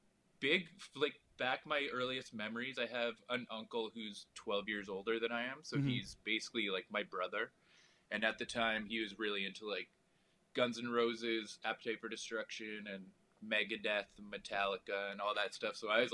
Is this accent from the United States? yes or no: no; London, Ontario, Canada; London, Ontario.